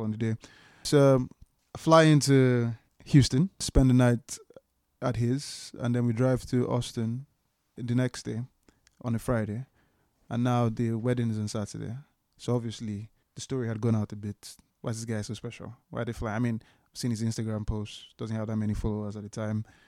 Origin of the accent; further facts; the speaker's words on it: Port Harcourt, Rivers State, Nigeria; now in London, United Kingdom; people that I knew growing up in Port Harcourt in Nigeria